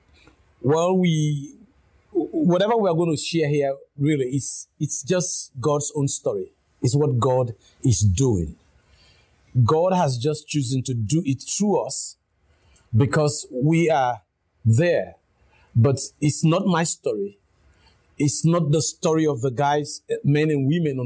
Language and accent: English; Crown Colony, Western Area, Sierra Leone; I come from the Crown Colony